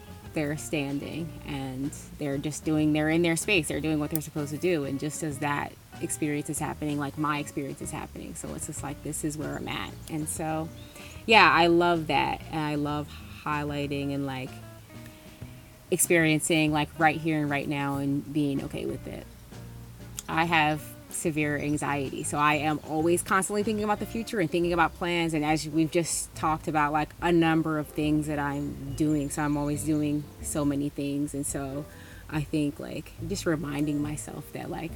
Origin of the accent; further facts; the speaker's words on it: West Chester, Pennsylvania, United States; also born or lived in Philadelphia, Pennsylvania / Claymont, Delaware / New Jersey; now in Peaks Island, United States; I'm originally from Westchester, Pennsylvania